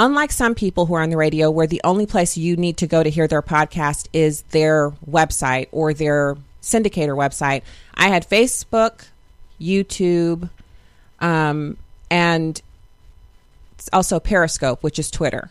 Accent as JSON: {"language": "English", "country": "United States", "said": "I'm righteously American"}